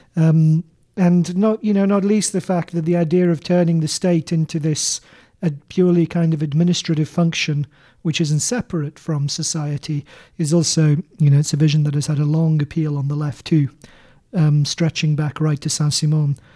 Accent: Canterbury, South East England, United Kingdom; my hometown of Canterbury

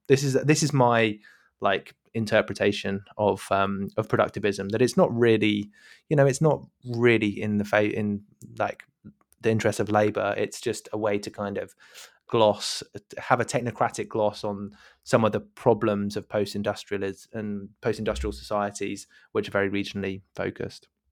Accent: United Kingdom; as a, as a British listener.

